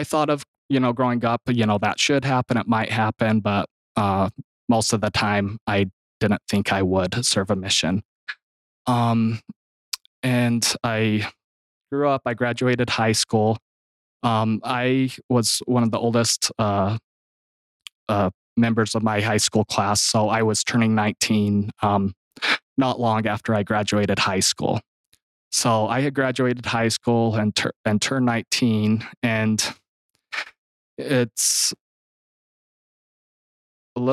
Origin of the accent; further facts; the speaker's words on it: Gunlock, Utah, United States; I'm from Gunlock, Utah. I grew up in a big family